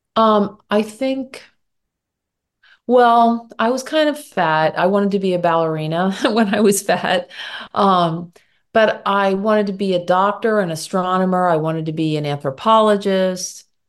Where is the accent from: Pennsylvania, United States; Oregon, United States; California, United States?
Pennsylvania, United States; Philadelphia; also born or lived in Michigan / Germany / New York; I grew up in the Philadelphia suburbs